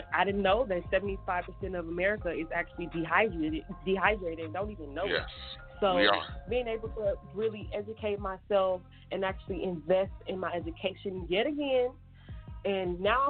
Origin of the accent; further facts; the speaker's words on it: Texas, United States; now in Las Vegas, United States; I'm from Texas. I live in Vegas.